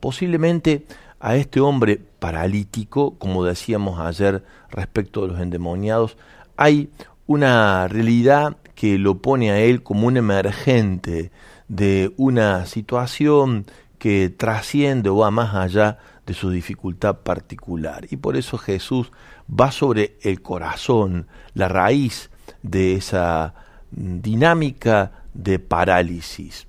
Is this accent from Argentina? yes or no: yes; Argentina; nos representa como sociedad argentina